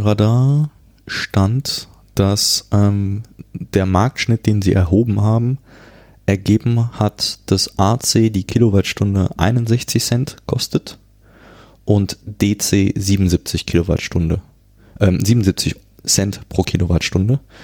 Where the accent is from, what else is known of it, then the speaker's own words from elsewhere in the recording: Cologne, North Rhine-Westphalia, Germany; also born or lived in Ghana / France; ich, ich komme ja aus Köln